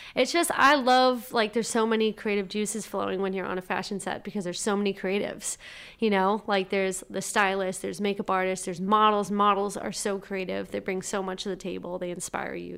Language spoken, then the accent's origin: English; Whitman, Massachusetts, United States; I grew up in Whitman, Mass, small little place